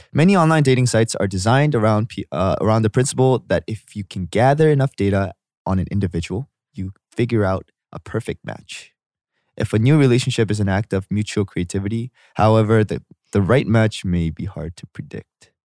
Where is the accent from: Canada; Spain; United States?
Canada; Vancouver, British Columbia; I grew up in Vancouver, Vancouver